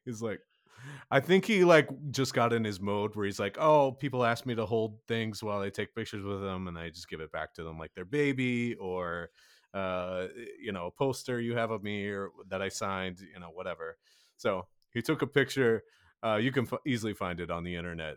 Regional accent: Kansas City, United States; I am from Kansas City

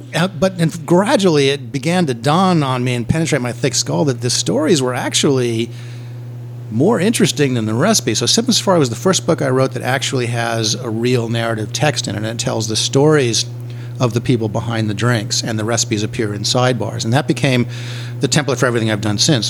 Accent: Los Angeles, California, United States; moved away as an adult; now in New Orleans, United States; I spent my whole life in Los Angeles

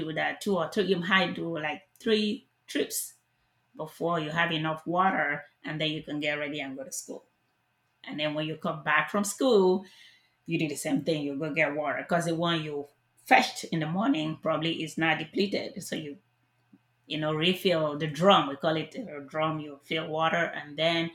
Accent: Nigeria; moved away as an adult; now in Texas, United States; my childhood in Nigeria

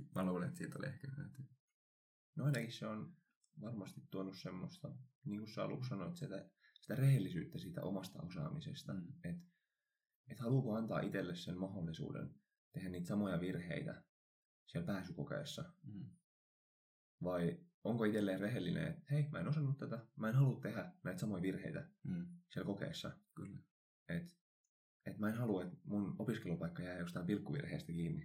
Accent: Helsinki, Uusimaa, Finland; moved away as an adult; now in Kuopio, Finland; Mä oon Helsingistä kotoisin

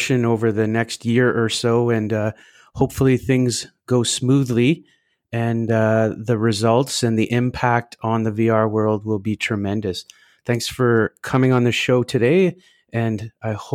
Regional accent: Canada; I'm from Canada

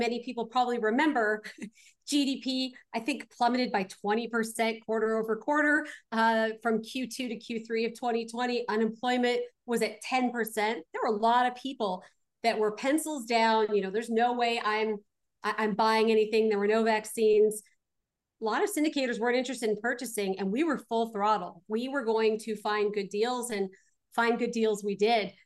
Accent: Glendale, California, United States; I was born out in Glendale

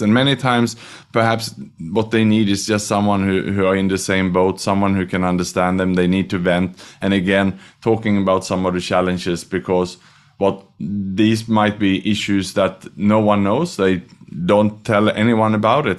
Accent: Sweden; also born or lived in Australia / Vietnam / Thailand / Indonesia; now in Singapore; I was born in Sweden, studied and educated in Australia

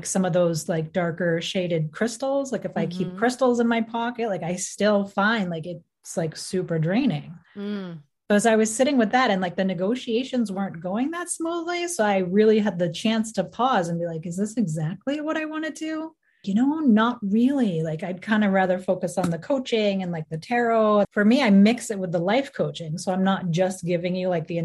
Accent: Boston, Massachusetts, United States; I'm from Greater Boston, Northeast, baby

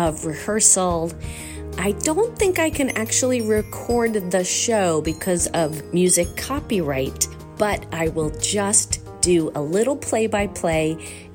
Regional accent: Islip, New York, United States; Robert and I grew up together in Islip, New York

